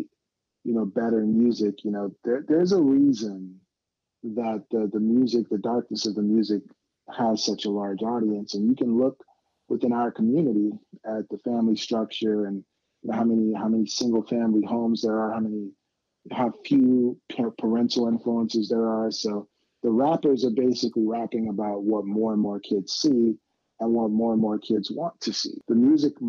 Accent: Atlanta, Georgia, United States; I'm from Atlanta

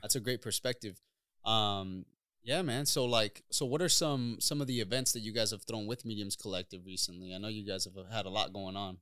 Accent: eastern Washington, United States; I grew up on the east side

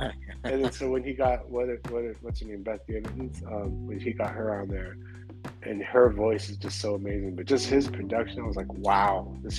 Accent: West Coast, United States; So like we grew up around all that. You know so. Growing up around the West Coast, like we're definitely West Coast heads too

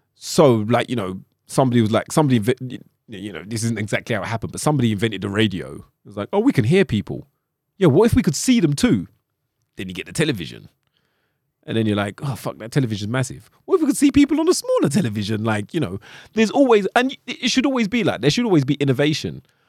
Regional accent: London, United Kingdom; accent: London; With my London accent?

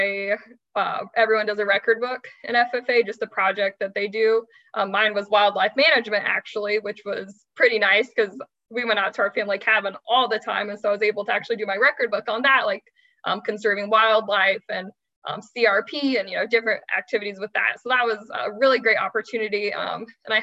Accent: Bloomington, Illinois, United States; I grew up near Bloomington, Illinois.

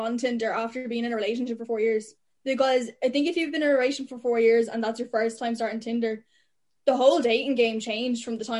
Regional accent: Arklow, County Wicklow, Ireland; anyone that I'm friends with from Arklow

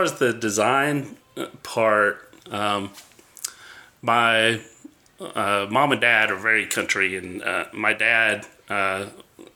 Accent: Atlanta, Georgia, United States; I grew up here in Atlanta, and my parents and family are very Southern. You know, they have the accent, mm-hmm. you know, Southern accent.

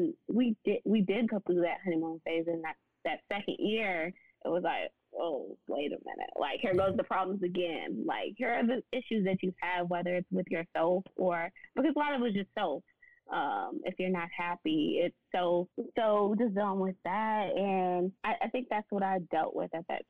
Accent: Nashville, Tennessee, United States; moved away as an adult; now in Dallas, United States; I'm from Nashville, so I moved to Dallas

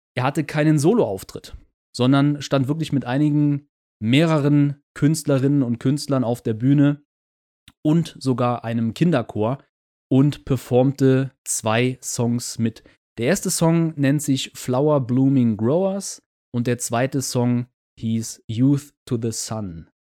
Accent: Germany; Als Deutscher

